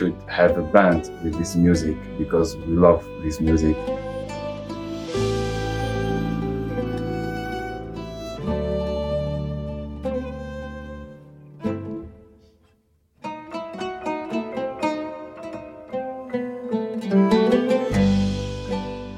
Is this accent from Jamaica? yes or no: no; Tunisia; moved away as an adult; also born or lived in Paris, France; now in Brussels, Belgium; I am from Tunisia, and I play oud with … and other projects also. Now I live in Belgium, in Brussels. Before I was in Paris for 6 years also, and before I was in Tunisia